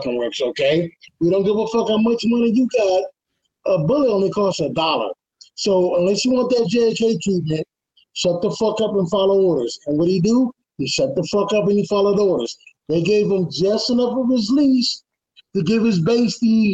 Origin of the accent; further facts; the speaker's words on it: United States; also born or lived in Detroit, Michigan / Houston, Texas; growing up in Detroit and Houston